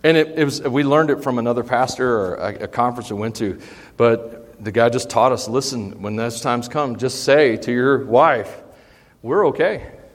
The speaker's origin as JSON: {"language": "English", "country": "United States", "said": "we, as American Christians"}